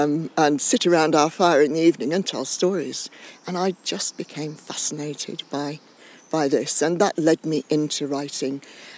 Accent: Cumbria, North West England, United Kingdom; I was born in Cumbria on a small hill farm at the back of Skiddaw, not very many miles from where we are now. A very rustic childhood, kind of 19th century childhood, because we didn't have electricity or running water

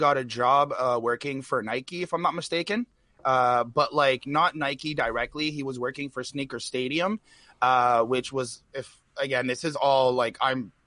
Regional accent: South Shore, Quebec, Canada; I'm born and raised a Quebecer. I was born in the South Shore in Delson.

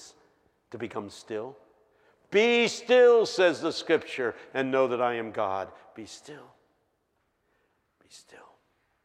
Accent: Philadelphia, Pennsylvania, United States; I'm from West Philadelphia High

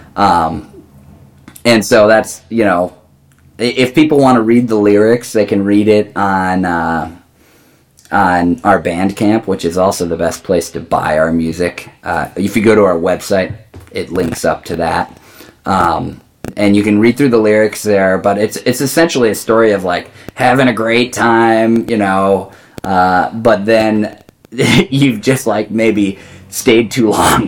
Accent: Mount Horeb, Wisconsin, United States; I grew up with him in Mount Horeb.

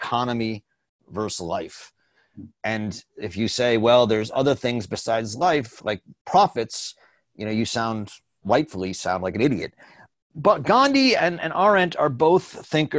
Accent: United States; I'm an American

